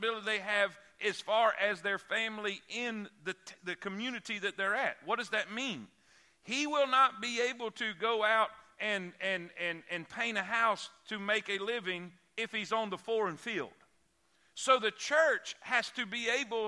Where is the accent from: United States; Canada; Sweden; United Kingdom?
United States; South Florida; moved away as an adult; also born or lived in Fort Pierce, Florida; now in Alabama, United States; I'm from South Florida